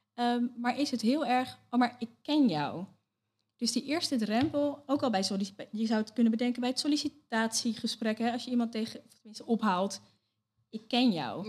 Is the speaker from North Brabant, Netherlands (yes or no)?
no; Leiden, South Holland, Netherlands; geboren en getogen in Leiden